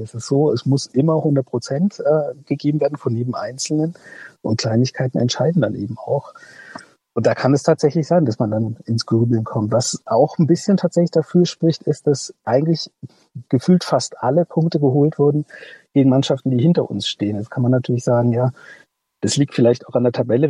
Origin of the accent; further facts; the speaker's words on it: North Rhine-Westphalia, Germany; now in Leipzig, Germany; Ich bin gebürtiger Ostwestfale